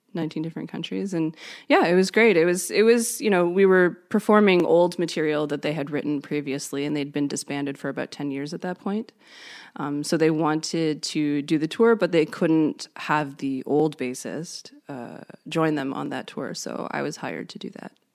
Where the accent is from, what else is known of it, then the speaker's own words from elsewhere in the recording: Canada; I'm from Canada.